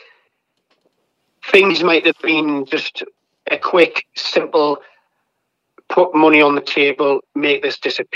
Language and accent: English; England, United Kingdom; I'm not American, I'm English, I'm British